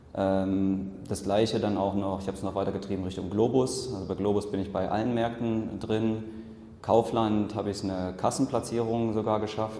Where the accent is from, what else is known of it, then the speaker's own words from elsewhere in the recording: Leipzig, Saxony, Germany; moved away as an adult; haben erstmal wieder ein Jahr in Leipzig gelebt, das ist so meine Heimat